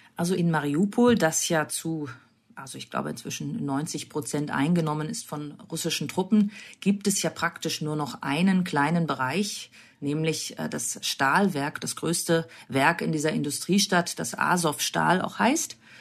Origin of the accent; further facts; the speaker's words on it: Germany; bei uns in Deutschland